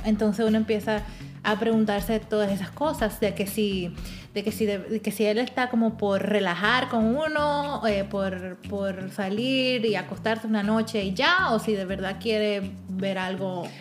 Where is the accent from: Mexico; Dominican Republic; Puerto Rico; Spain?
Dominican Republic; now in United States; yo soy dominicana